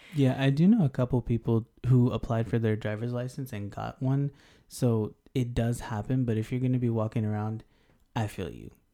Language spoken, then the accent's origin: English; Denver, Colorado, United States; also born or lived in Houston, Texas; now in Japan; South Asian American from Denver, but Houston for life, always, always.